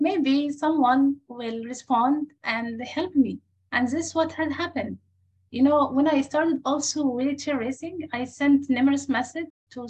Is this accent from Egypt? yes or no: yes; Egypt; English is a second language; moved away as an adult; now in United States; my home country